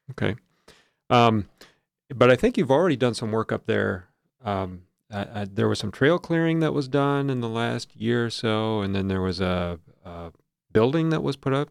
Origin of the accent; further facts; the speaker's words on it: Wisconsin, United States; moved away as an adult; now in Alaska, United States; I'm from Wisconsin